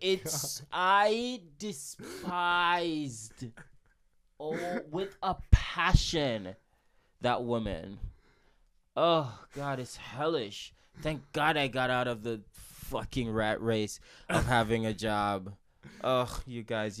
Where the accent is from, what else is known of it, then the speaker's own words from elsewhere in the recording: Jamaica; I'm from Jamaica